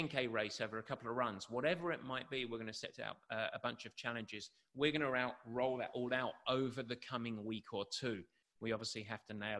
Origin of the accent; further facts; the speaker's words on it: England, United Kingdom; growing up in England with the shitty weather and the miserable conditions that we have to deal with growing up